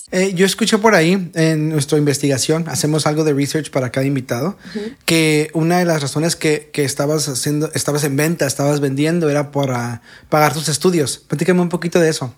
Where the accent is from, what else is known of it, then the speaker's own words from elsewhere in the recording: Tijuana, Baja California, Mexico; de mi ciudad natal, nacida y criada en Tijuana